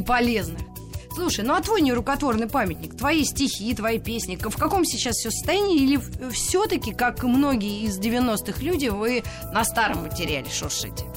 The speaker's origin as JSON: {"language": "Russian", "region": "Moscow", "country": "Russia", "said": "Мы, москвичи"}